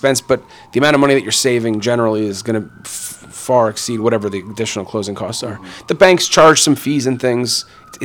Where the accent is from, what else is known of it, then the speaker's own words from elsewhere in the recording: New Jersey, United States; now in New York City, United States; I grew up in North Jersey